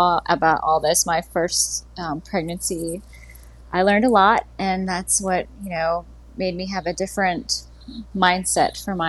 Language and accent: English; Pennsylvania, United States; also born or lived in Florida / Mississippi / Louisiana; let's see, I was born in Pennsylvania, raised there for a few years. I lived in Florida, Mississippi, Louisiana.